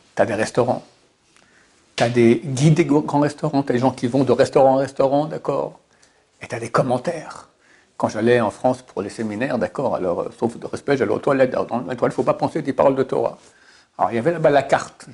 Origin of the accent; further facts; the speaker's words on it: Switzerland; je suis suisse